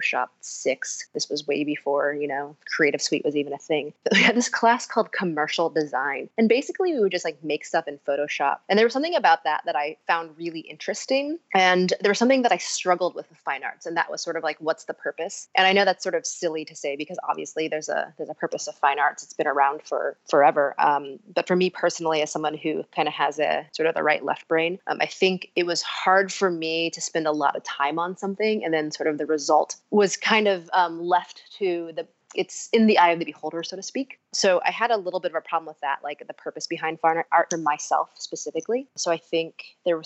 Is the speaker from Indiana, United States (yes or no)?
yes; Fort Wayne, Indiana, United States; also born or lived in Columbus, Ohio; I am from Fort Wayne, Indiana. I grew up in the Midwest